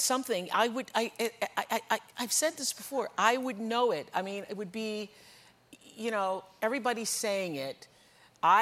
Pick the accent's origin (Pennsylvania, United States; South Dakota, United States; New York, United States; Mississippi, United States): Mississippi, United States; moved away; I grew up poor in Mississippi